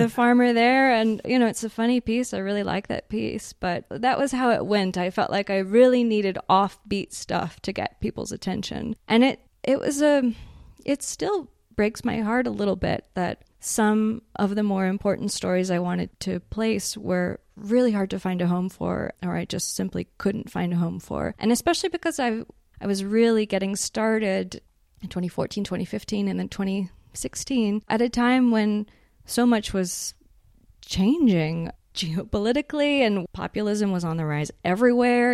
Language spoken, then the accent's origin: English; Houston, Texas, United States; moved away as an adult; now in Prague, Czech Republic; I was born in Houston, Texas, and grew up there.